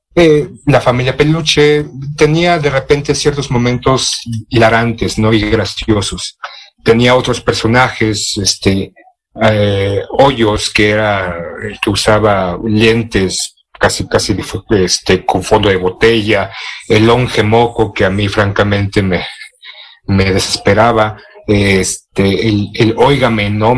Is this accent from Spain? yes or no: no; Mexico; siendo mexicano, de lo que se hace aquí en México